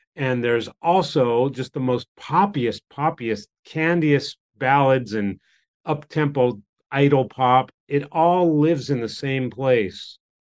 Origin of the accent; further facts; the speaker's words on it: United States; moved away as an adult; now in Japan; when I grew up in America